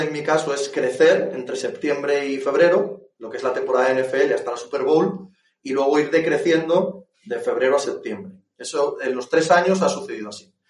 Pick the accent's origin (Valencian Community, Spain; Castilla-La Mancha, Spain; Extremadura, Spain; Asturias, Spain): Asturias, Spain; yo soy asturiano